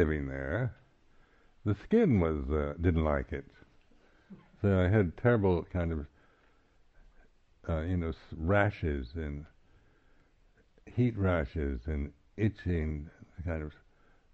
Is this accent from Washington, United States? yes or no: yes; Seattle, Washington, United States; moved away as an adult; also born or lived in California / Sabah, Borneo / Thailand; now in England; I'm actually from Seattle, northwestern United States